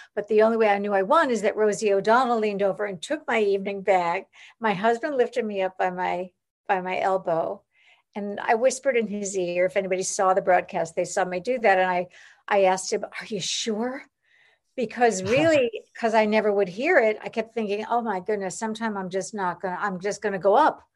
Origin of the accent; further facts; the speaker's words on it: Long Island, New York, United States; I grew up in New York, I mean, on Long Island, but in, in New York